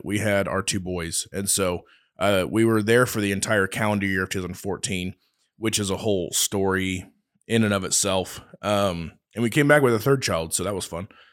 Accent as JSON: {"language": "English", "town": "Oakley", "country": "United States", "moved": "as an adult", "lives_now": "Hays, United States", "said": "I'm from Oakley"}